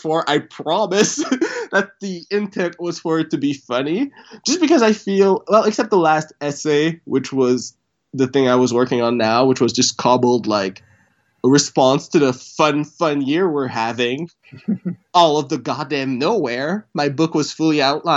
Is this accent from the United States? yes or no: no; Port-au-Prince, Haiti; moved away; I was born in Haiti, Port-au-Prince, and my parents were, I'll say, rich.